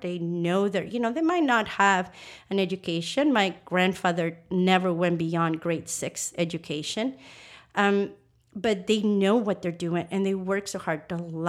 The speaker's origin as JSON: {"language": "English", "country": "Nicaragua", "tie": "born or raised there", "said": "So where does your coffee come from? You know, it comes from Nicaragua."}